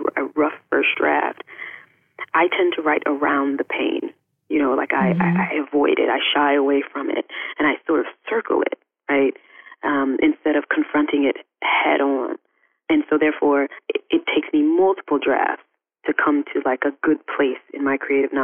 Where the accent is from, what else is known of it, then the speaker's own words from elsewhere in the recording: DeLisle, Mississippi, United States; moved away; my hometown is this like small town on the bayou, on the Mississippi Gulf Coast, called DeLille.